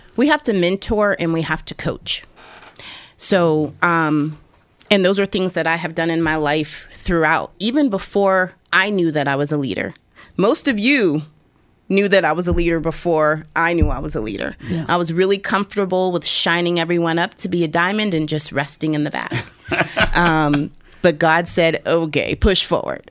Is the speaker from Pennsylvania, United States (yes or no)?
yes; Erie, Pennsylvania, United States; I born and raised in Erie